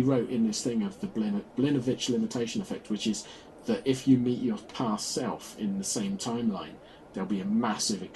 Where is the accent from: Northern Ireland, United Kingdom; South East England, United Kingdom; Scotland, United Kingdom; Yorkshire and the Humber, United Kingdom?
South East England, United Kingdom; Oxford; I grew up in Oxford